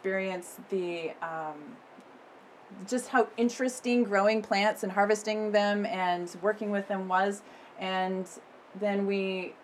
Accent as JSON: {"language": "English", "town": "Corvallis", "region": "Oregon", "country": "United States", "tie": "born or raised there", "also_born_or_lived": "East Coast, United States / Eugene, Oregon", "lives_now": "Nehalem, United States", "said": "my growing up years happened in Corvallis, so I consider Corvallis my hometown, even though I was born on the East Coast"}